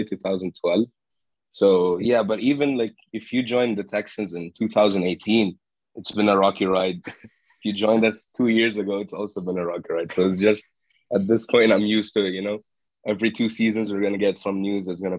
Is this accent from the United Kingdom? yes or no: no; Jordan; moved away; I'm from Jordan. It's in the Middle East, right next to Lebanon and Saudi Arabia and Dubai. Or the Emirates, and I'm talking from Jordan right now. I'm in my summer break, so I'm back home.